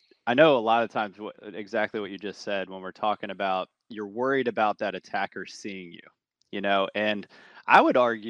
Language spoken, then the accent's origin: English; Virginia, United States; now in California, United States; where I grew up in Virginia